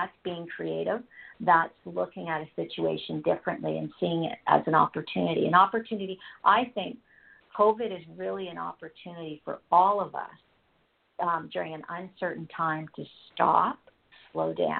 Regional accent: Canada; I'm Canadian, and it became very clear here in Canada

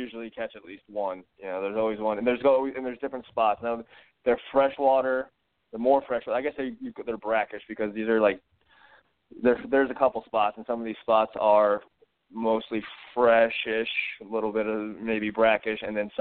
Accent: North Carolina, United States; I'm from North Carolina

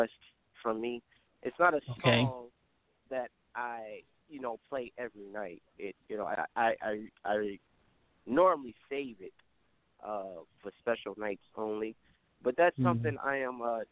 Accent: Cleveland, Ohio, United States; born or raised there

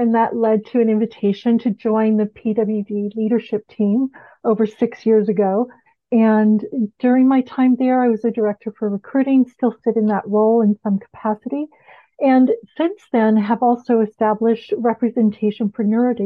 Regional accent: Bahamas; moved away as an adult; I'm from the Bahamas

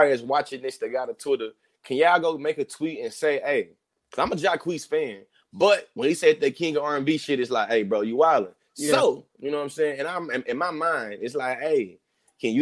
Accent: the South, Southern United States, United States; being a Southerner

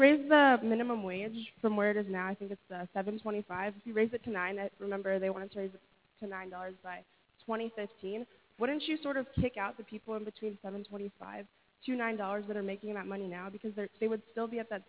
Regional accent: California, United States; I'm from California.

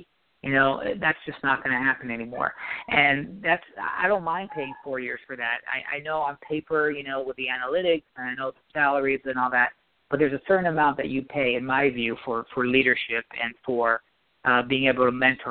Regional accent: New York, United States; So growing up in New York, playing, watching the Knicks, you know that this fan base is starved for a championship.

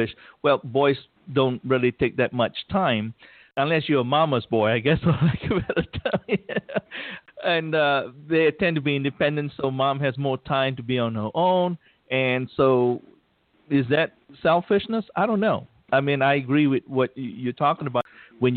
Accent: Malaysia; English is a second language; moved away; growing up in Malaysia

